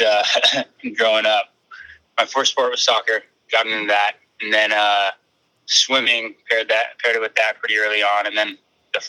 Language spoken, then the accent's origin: English; California, United States; playing in my hometown where I grew up is I got my family here